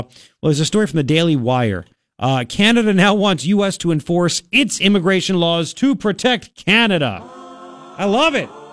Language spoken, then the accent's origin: English; New York, United States; now in Arizona, United States; my home state, New York